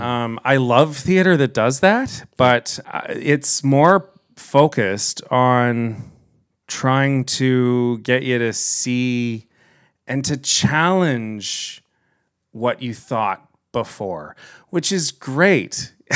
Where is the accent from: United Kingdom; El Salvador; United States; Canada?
Canada; Kitchener, Ontario; I grew up here in Kitchener